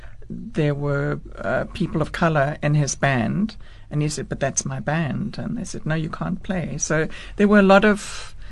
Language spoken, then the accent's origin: English; Cape Town, Western Cape, South Africa; moved away; also born or lived in Boston, United States; my family lives here. I grew up in Camps Bay when it was still a village.